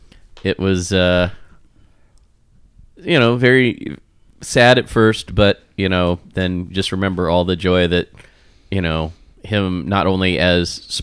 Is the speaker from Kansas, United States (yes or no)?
yes; Wichita, Kansas, United States; now in Las Vegas, United States; growing up in Wichita.